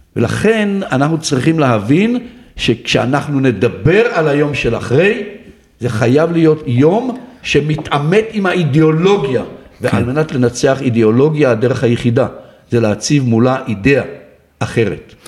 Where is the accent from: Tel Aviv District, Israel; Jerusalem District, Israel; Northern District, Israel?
Northern District, Israel; Ma'agan; אני גדלתי בקיבוץ מעגן